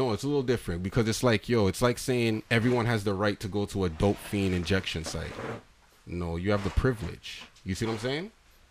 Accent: Canada; It's like you have the right to drive because as a Canadian and as a person in Canada, we're giving all these things.

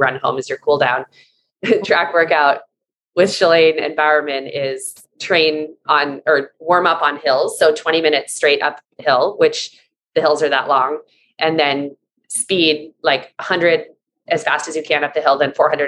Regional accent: Seattle, Washington, United States; I grew up in Seattle with no vitamin D

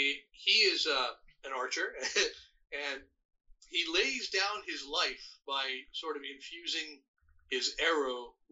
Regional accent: Iran; also born or lived in Canada; now in United States; I'm Canadian. I was born in Iran, but I'm also a Canadian citizen, and I live here as a permanent resident.

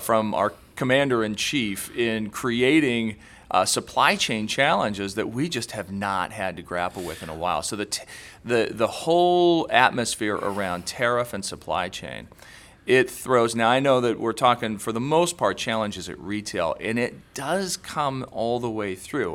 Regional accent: Indiana, United States; we're both from Indiana

